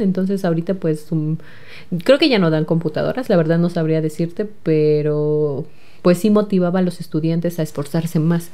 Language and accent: Spanish; Jocotitlán, State of Mexico, Mexico; soy del municipio de Jocotitlán